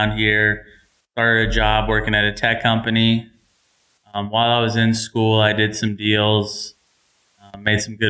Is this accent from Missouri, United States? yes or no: yes; Missouri, United States; moved away as an adult; also born or lived in Idaho / Uruguay; now in Utah, United States; So I'm originally from Missouri. That's where I went to high school